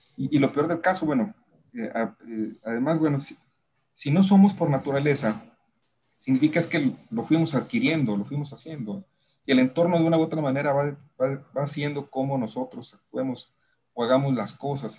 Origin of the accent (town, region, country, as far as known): Mexico; also born or lived in Monterrey